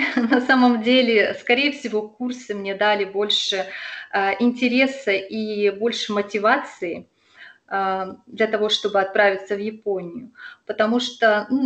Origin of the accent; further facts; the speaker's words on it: Yuzhno-Sakhalinsk, Sakhalin Oblast, Russia; А, я из Южно-Сахалинска. Я там родилась и выросла. И на самом деле Сахалин и Сахалинская область – это очень удивительный регион.